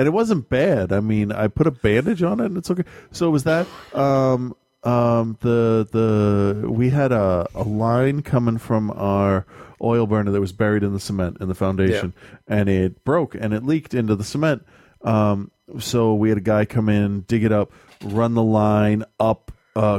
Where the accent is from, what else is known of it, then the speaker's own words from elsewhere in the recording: New England, United States; we're from New England